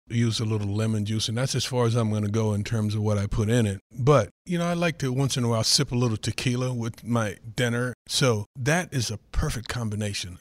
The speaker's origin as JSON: {"language": "English", "region": "North Carolina", "country": "United States", "tie": "born or raised there", "moved": "yes", "said": "a kid growing up in North Carolina, like I said, everything on the pig we ate"}